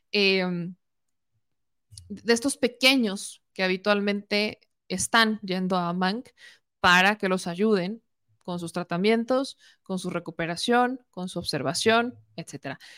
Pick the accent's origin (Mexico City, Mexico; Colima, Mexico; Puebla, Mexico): Puebla, Mexico